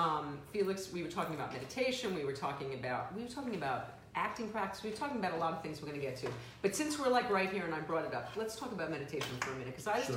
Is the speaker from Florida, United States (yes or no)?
no; New York City, New York, United States; Which I grew up in the Bronx.